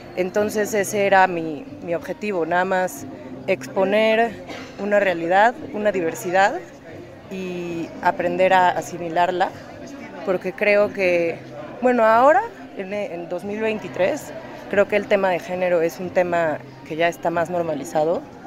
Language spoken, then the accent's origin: Spanish; Puebla, Mexico; moved away as an adult; now in New York, United States; Soy mexicana, nací en Puebla, llevo 10 años viviendo en Estados Unidos, ahorita vivo en Nueva York